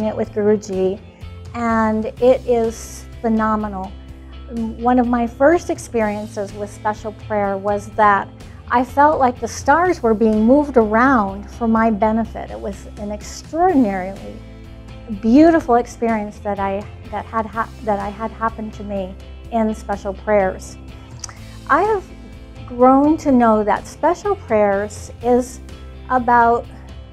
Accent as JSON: {"language": "English", "region": "Northern Wisconsin", "country": "United States", "said": "I'm from Northern Wisconsin"}